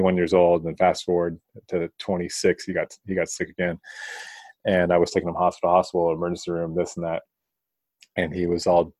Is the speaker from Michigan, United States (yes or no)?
no; Bay Area, California, United States; the Bay Area where I'm from